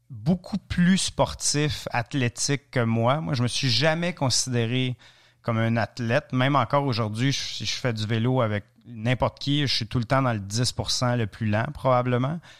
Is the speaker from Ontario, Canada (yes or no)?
yes; Ontario, Canada; prison en Ontario. C'est très, très, très, très francophone, comme vous pouvez certainement entendre dans mon accent. Et, euh, après ça, Université à Ottawa, Université à Montréal, et éventuellement le, tour du monde.